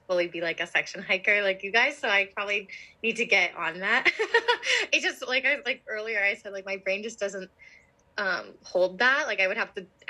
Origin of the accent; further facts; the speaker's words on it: Pennsylvania outside of Philadelphia, United States; moved away as an adult; now in New Jersey, United States; I grew up in Pennsylvania outside of Philadelphia and I live in New Jersey outside of Philadelphia now